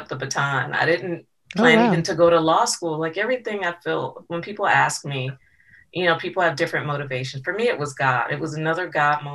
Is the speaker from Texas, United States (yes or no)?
no; Santa Clarita, California, United States; also born or lived in Los Angeles, United States; I grew up in Santa Clarita